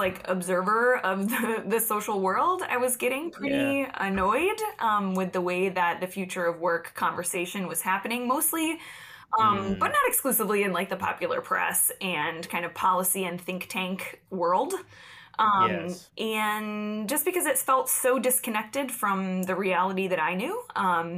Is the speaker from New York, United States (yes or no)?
yes; upstate New York, United States; I grew up in upstate New York, and I do not mean right outside New York City when I say